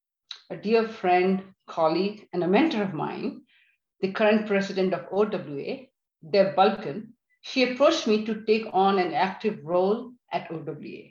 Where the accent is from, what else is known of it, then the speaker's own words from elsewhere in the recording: India; moved away as an adult; also born or lived in Delhi / Georgia, United States; now in United States; So I am originally from India. I grew up in India in a middle-class family.